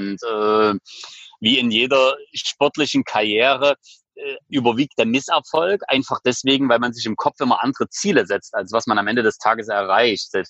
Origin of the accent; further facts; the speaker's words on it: Leipzig, Saxony, Germany; Ich komme aus Leipzig.